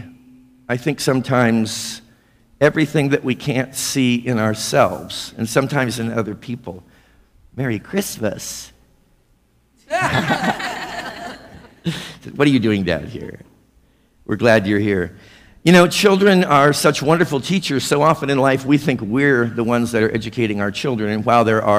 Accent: Missouri, United States; now in South Florida, United States; Missouri? Well, of course, that's my hometown

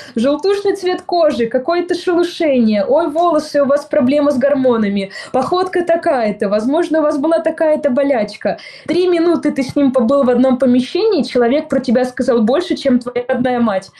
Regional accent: Kotelnikovo, Volgograd Oblast, Russia; moved away; я выросла в городе, который называется-то городом с недавнего времени. То есть, в принципе, большая деревня

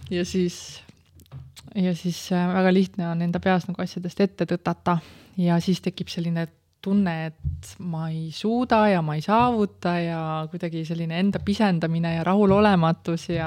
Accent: Tallinn, Harju County, Estonia; ma olen läbi ja lõhki tallinlane ah.? ma olen sündinud Tallinnas ja kasvanud oma esimese poole elust Nõmmel

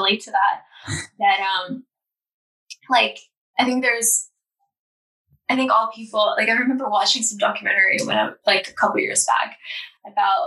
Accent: Estonia; I'm not American. I'm Estonian.

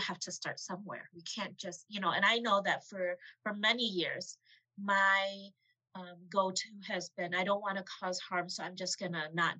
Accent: United States; Asian American person who was born and raised here

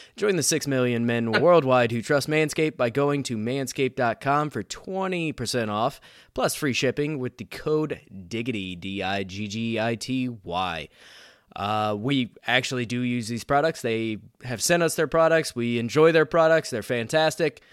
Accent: Indiana, United States; I'm from Indiana

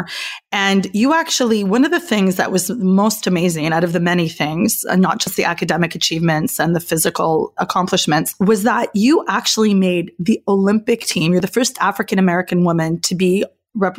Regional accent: Canada; I'm Canadian

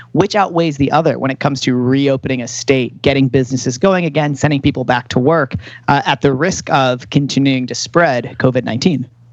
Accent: Chicago, Illinois, United States; moved away; I come from Chicago

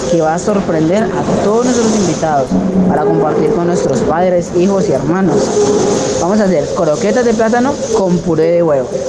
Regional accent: Campo Alegre, Huila, Colombia; soy de Campo Alegre, Huila

